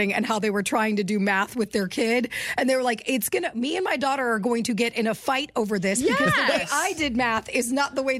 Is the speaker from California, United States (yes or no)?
yes; Bakersfield, California, United States; In Bakersfield, California, there were not snow